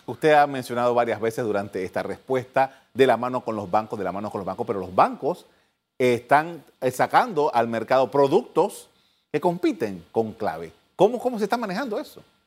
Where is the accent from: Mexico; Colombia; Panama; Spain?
Panama